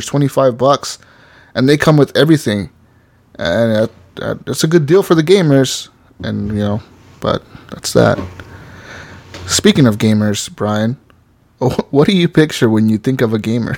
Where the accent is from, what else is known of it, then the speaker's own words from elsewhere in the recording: Las Vegas, Nevada, United States; growing up in Vegas